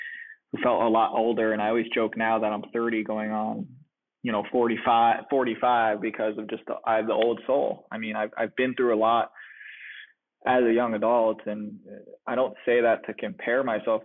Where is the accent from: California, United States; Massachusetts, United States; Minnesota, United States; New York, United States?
Massachusetts, United States; Boston; I'm from the Boston area